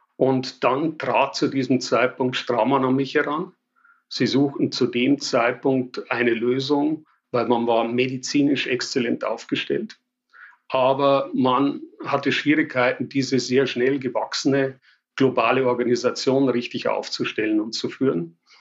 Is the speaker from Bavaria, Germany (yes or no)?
yes; Passau, Bavaria, Germany; accent: Bavarian; also born or lived in Paris; Ich bin Bayer. Ich glaube, das kann sich nicht verleugnen lassen. Ich sage immer, kann alles außer Hochdeutsch und das wird wohl auch so bleiben. Von daher, ja, ich komme aus Passau in Bayern